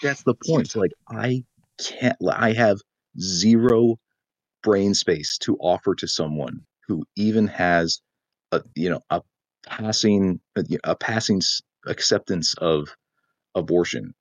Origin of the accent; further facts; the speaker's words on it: South Dakota, United States; also born or lived in Japan; now in Michigan, United States; I'm moving back to my home state of South Dakota